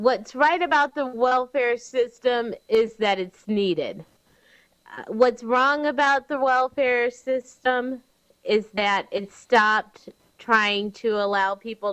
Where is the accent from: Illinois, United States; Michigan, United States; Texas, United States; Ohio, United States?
Illinois, United States; Cary; I'm from Cary, Illinois